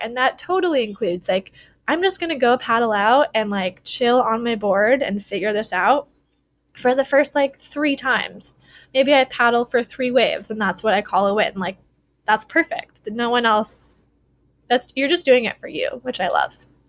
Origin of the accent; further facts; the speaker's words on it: Wisconsin, United States; moved away as an adult; now in Honolulu, United States; growing up in Wisconsin, I, you know, I didn't move to Hawaii until after college